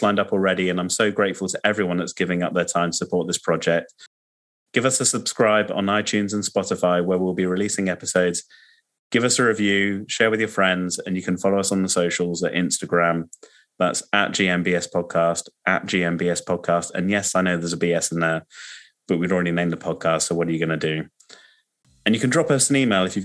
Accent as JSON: {"language": "English", "region": "England", "country": "United Kingdom", "tie": "born or raised there", "moved": "as an adult", "lives_now": "Manchester, United Kingdom", "said": "I was born in the Northwest, but as you can probably tell from the accent, I grew up in the South"}